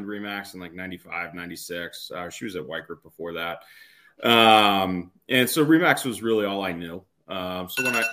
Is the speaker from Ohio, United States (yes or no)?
no; Delaware, United States; moved away as an adult; now in Boston, United States; we grew up in Delaware, and I actually went to school up here in Boston, where I am now